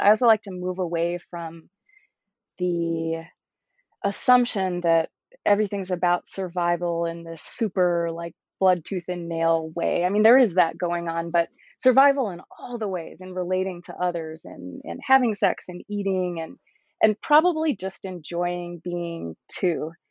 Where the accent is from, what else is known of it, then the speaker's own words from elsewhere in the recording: Georgia, United States; moved away as an adult; also born or lived in New York; now in California, United States; I grew up in Georgia